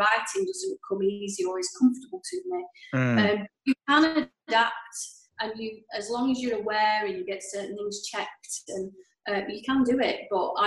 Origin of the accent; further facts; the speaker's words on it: Clayton-le-Moors, North West England, United Kingdom; I grew up in Clayton Moors, happy family